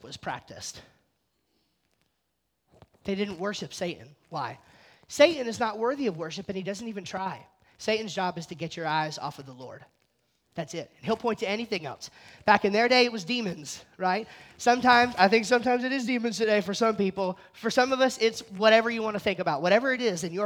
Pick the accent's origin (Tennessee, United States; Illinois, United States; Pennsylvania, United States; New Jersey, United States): New Jersey, United States; I'm from New Jersey.